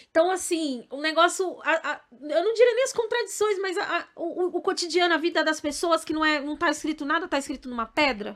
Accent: São Paulo, Brazil; also born or lived in Bahia; Minha mãe, ela veio muito nova para cá, pra São Paulo, comigo e com meu pai, né? Porque eu era bebezinha, eu não sou baiana

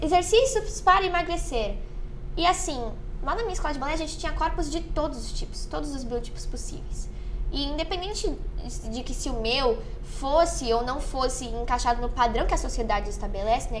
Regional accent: São Vicente, São Paulo, Brazil; sou de São Vicente

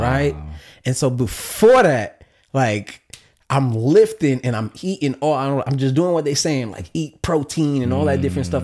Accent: New York City, New York, United States; growing up in New York City can be in public school

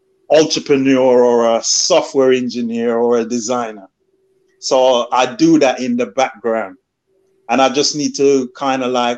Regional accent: London, United Kingdom; moved away as an adult; also born or lived in Birmingham; I came from London

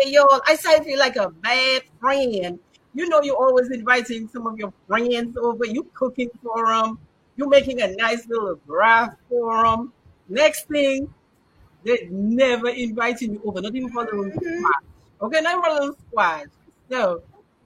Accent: Dominica; now in Atlanta, United States; I live in Atlanta, but I am from Dominica

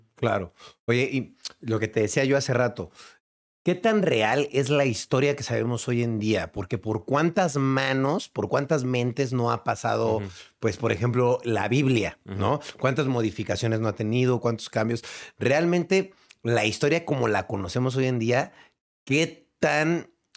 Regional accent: Mexico; encanta la historia de mi país

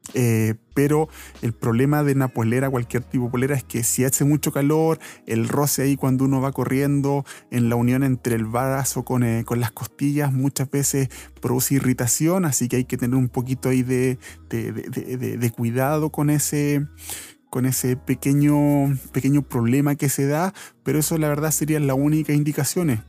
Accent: Santiago, Santiago Metropolitan Region, Chile; aquí de Santiago, yo soy de Santiago

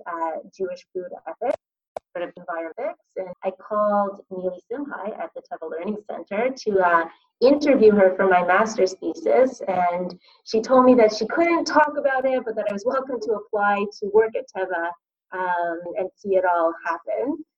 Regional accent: Toronto, Ontario, Canada; also born or lived in Connecticut; we're from Toronto

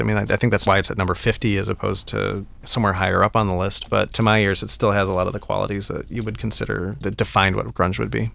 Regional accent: Colorado, United States; I grew up in Colorado

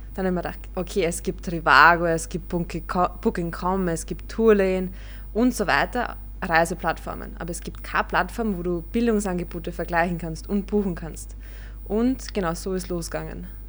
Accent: Vienna, Austria; bei uns in Wien oder in Österreich

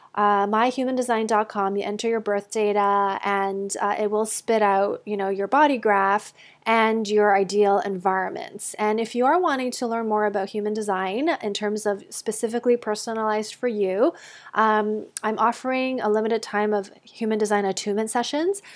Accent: Canada; moved away as an adult; also born or lived in United States; I grew up in Canada, um, until university, and then we went, I went down to the States

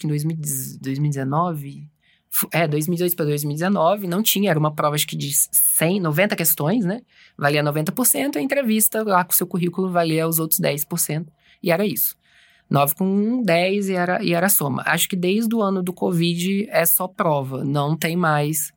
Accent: Juiz de Fora, Minas Gerais, Brazil; moved away as an adult; also born or lived in Belo Horizonte / São Paulo; eu sou de Juiz de Fora mesmo. Eu fiz a faculdade de Juiz de Fora

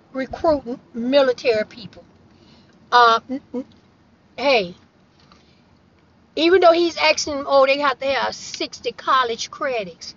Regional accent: Florida, United States; I am born and raised in Florida

